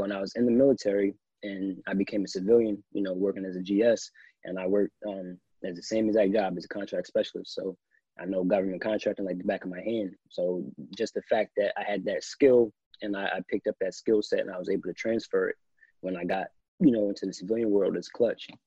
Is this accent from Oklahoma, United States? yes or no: no; New Jersey, United States; I'm a kid from South Jersey.